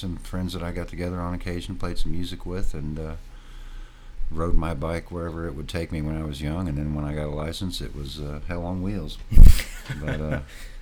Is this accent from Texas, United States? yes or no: no; Martinsville, Indiana, United States; I grew up south of Indianapolis in a little town called Martinsville